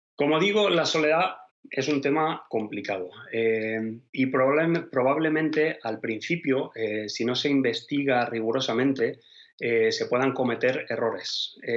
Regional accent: Spain; moved away as an adult; now in Denmark; Yo obviamente soy español

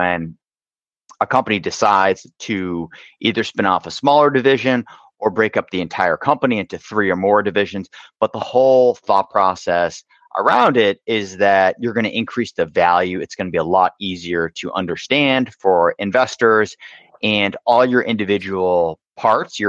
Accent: Boston, Massachusetts, United States; I grew up in the Boston area

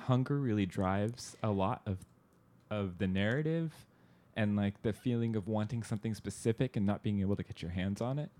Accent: Southern California, United States; suburb where I grew up in Southern California

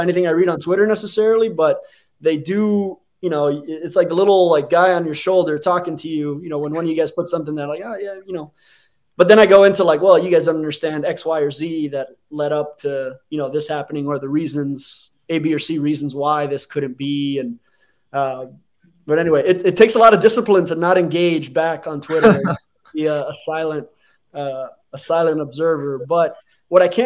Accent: Hialeah, Florida, United States; I was born in Hialeah Hospital

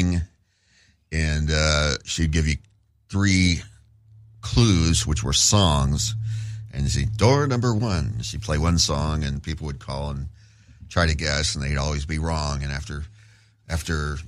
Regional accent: Phoenix, Arizona, United States; I grew up in Phoenix

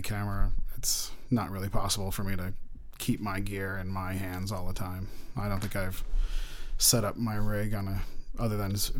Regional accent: Woodstock, New York, United States; moved away as an adult; also born or lived in Manhattan, New York; now in Long Island, United States; I'm from Woodstock, New York.

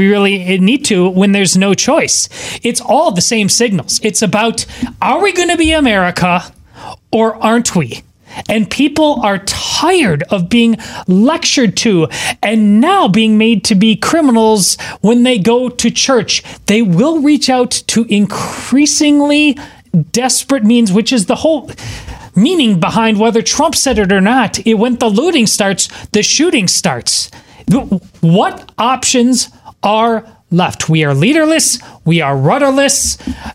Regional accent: Wisconsin, United States; moved away; my home state of Wisconsin

